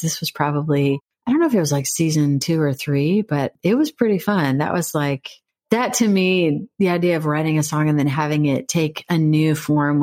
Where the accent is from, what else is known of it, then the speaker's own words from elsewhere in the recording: Missouri, United States; now in Nashville, United States; I am originally from Missouri and a singer-songwriter, now living in Nashville, Tennessee